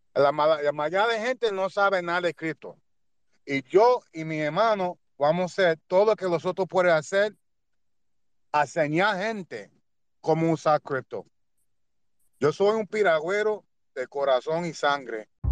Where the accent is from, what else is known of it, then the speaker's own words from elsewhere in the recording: New York City, New York, United States; yo soy puertorriqueño de Brooklyn